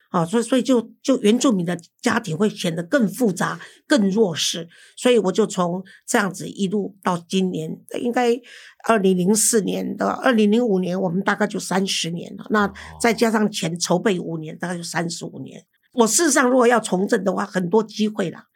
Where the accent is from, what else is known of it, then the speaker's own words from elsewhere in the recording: Taiwan; moved away as an adult; also born or lived in Philippines; 因为我是台湾人嘛